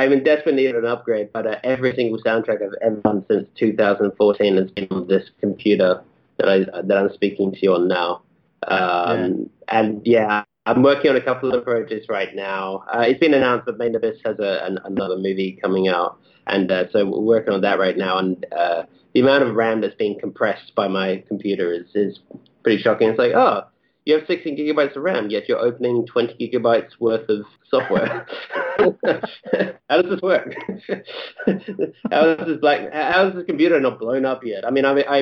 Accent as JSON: {"language": "English", "town": "Perth", "region": "Western Australia", "country": "Australia", "also_born_or_lived": "Melbourne", "moved": "yes", "lives_now": "London, United Kingdom", "said": "I'm not from Melbourne originally, I'm from Perth originally."}